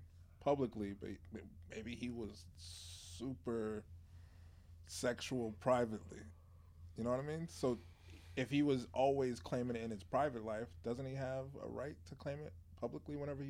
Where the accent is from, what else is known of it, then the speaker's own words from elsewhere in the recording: Texas, United States; I was born in Texas